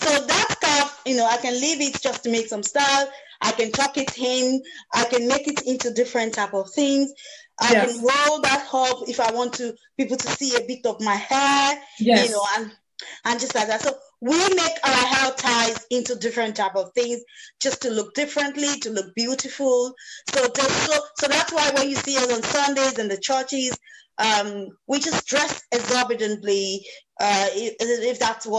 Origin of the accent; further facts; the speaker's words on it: Nigeria; being a Nigerian